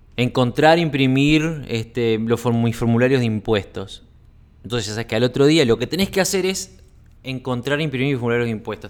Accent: Uruguay; also born or lived in Sweden; now in Costa Rica; estaba en Suecia, radicado en Suecia, pero soy uruguayo

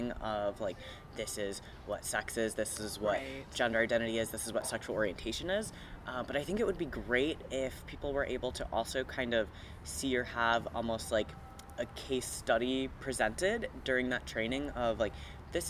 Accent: Midwest, United States; now in Arizona, United States; But I grew up in the Midwest, which was a little bit more conservative, and now we're here in Arizona

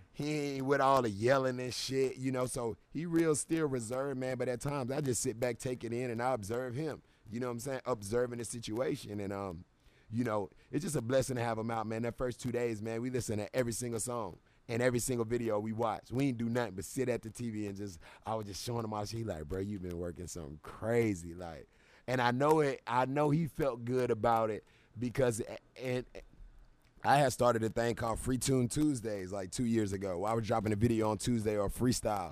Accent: Charlotte, North Carolina, United States; I'm a guy from Charlotte, North Carolina

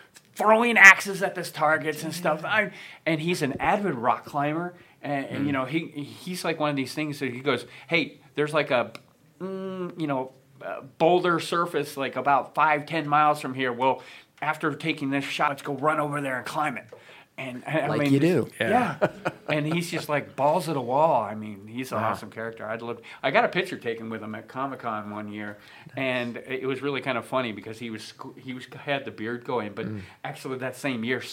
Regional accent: Nova Scotia, Canada; I'm from Nova Scotia

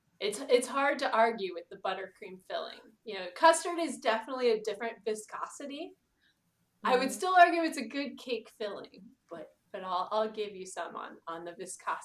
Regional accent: Atlanta, Georgia, United States; I'm from Atlanta.

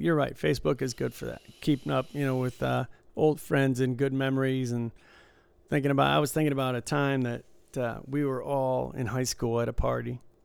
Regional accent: Michigan, United States; I grew up in Michigan

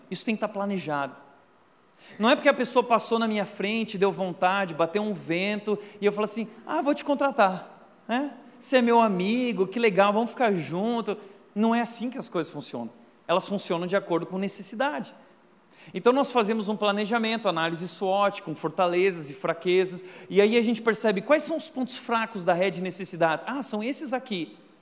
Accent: Rio Grande do Sul, Brazil; eu sou gaúcho macho

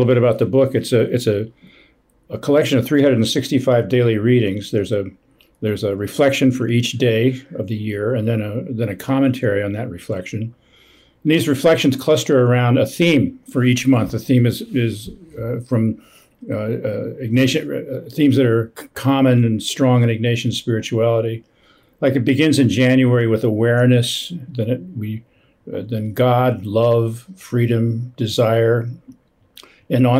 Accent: northern New Jersey, United States; also born or lived in Midwest; I grew up in the Midwest, but mostly in New Jersey. Grew up in northern New Jersey.

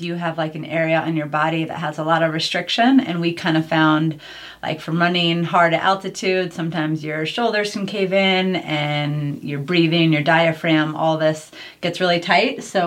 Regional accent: New York, United States; moved away; I'm originally from New York

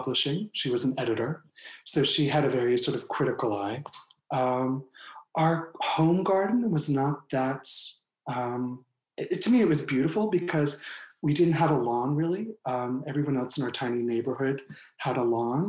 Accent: Chadds Ford, Pennsylvania, United States; moved away; also born or lived in California / South Carolina; I was born in Chatsford, Pennsylvania.

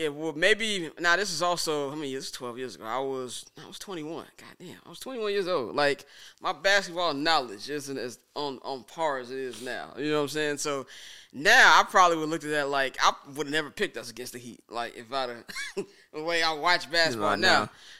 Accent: Chicago, Illinois, United States; And maybe just because I'm from Chicago, so I'm a little more

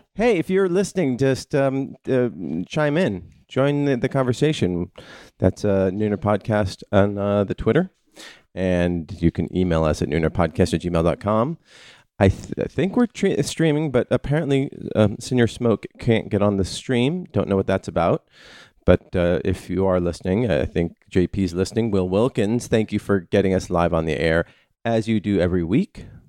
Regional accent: United States; as an American

